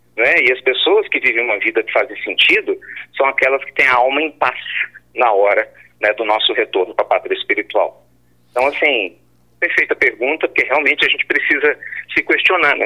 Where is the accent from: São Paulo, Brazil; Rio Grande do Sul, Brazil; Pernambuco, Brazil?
Pernambuco, Brazil; now in Minas Gerais, Brazil; eu seja nordestino, né? Nasci em Pernambuco e eu moro lá em Minas Gerais